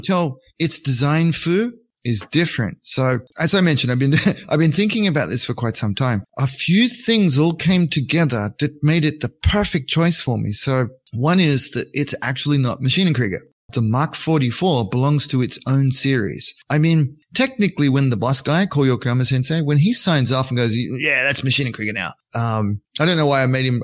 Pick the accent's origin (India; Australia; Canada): Australia; moved away; also born or lived in Japan; I pretend to be an English speaker first, you know, because I'm Australian